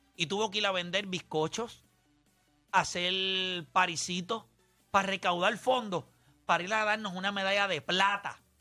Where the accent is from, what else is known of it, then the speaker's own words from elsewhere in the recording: Caguas, Puerto Rico; los criollos de Cagua que son de donde yo soy